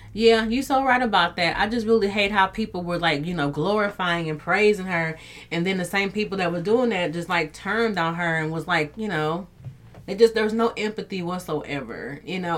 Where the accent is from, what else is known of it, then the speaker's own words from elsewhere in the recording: Dallas, Texas, United States; my hometown